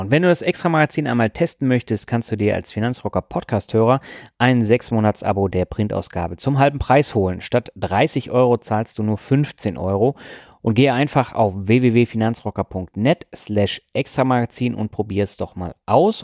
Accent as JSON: {"language": "German", "town": "Lübeck", "region": "Schleswig-Holstein", "country": "Germany", "tie": "born or raised there", "said": "meiner Heimatstadt"}